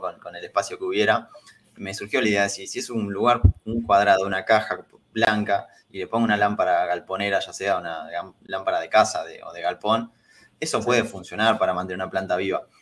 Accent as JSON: {"language": "Spanish", "town": "San Pedro", "region": "Buenos Aires Province", "country": "Argentina", "moved": "as an adult", "lives_now": "Buenos Aires, Argentina", "said": "cuando me vine a vivir acá a Capital, yo soy de San Pedro"}